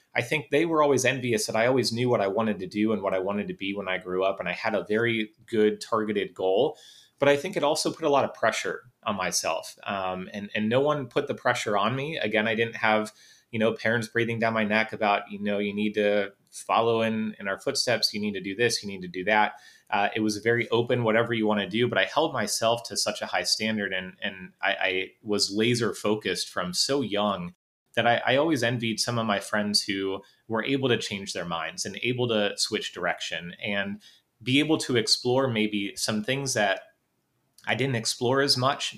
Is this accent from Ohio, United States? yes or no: yes; Northeast Ohio, United States; also born or lived in North Carolina; I'm from Northeast Ohio